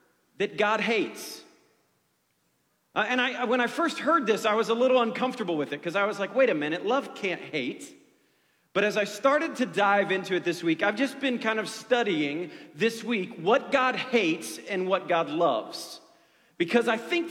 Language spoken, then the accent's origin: English; Ohio, United States; moved away; I grew up in Ohio